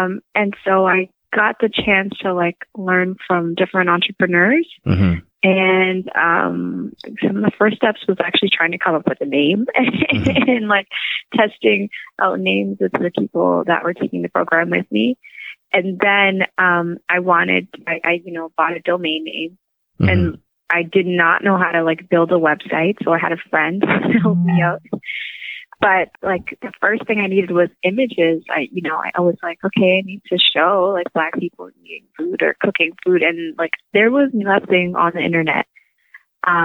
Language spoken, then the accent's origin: English; Windsor, Ontario, Canada; I grew up in Windsor, Ontario